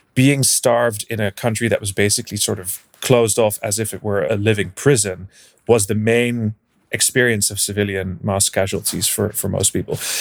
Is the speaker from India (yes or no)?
no; Brussels, Brussels-Capital Region, Belgium; moved away; also born or lived in Netherlands / United Kingdom; I'm originally from the Netherlands. So I grew up in Belgium in Brussels, and then I, uh, moved back to the Netherlands